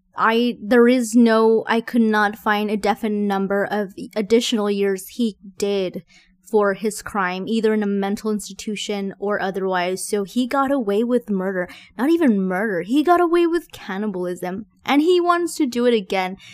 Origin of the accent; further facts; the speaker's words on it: Texas, United States; I'm from Texas